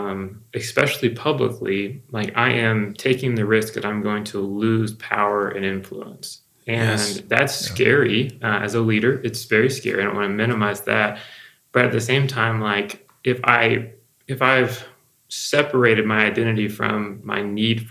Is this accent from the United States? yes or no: yes; the South, United States; a white male that grew up in the South